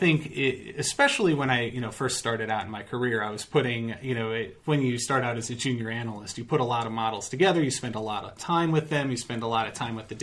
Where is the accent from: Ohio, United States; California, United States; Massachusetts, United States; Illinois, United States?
Illinois, United States; Chicago; I'm from Chicago